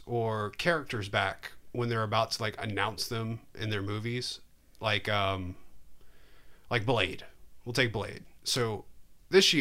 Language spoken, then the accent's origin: English; United States; I'm American